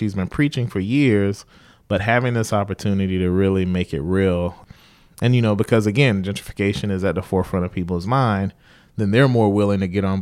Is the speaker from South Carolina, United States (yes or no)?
yes; South Carolina, United States; moved away; I grew up in like a small rural town in South Carolina.